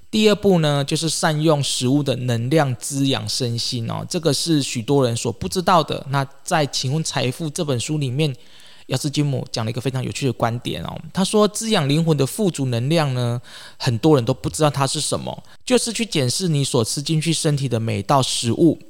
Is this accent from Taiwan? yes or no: yes; Taiwan; 或者是这个我们台湾人哦